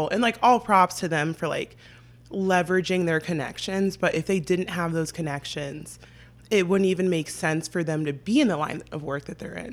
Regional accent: San Diego, California, United States; I am 23. Um, I'm from San Diego

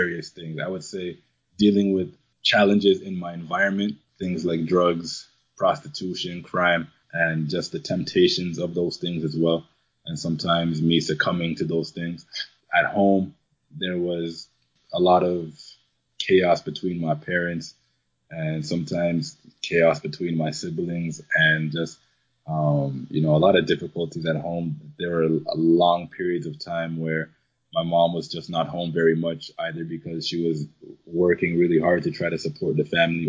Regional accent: Toronto, Ontario, Canada; also born or lived in Jamaica; I was born in Jamaica, but raised here in Toronto, probably from the age of about 3 years old.

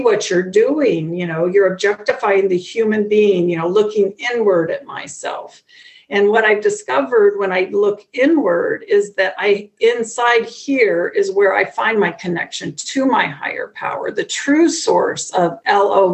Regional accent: Midwest, United States; I'm from the Midwest here in the United States

